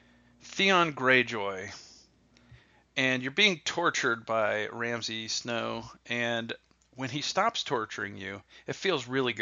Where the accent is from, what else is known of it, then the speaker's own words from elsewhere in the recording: New Jersey, United States; now in Orlando, United States; I'm from New Jersey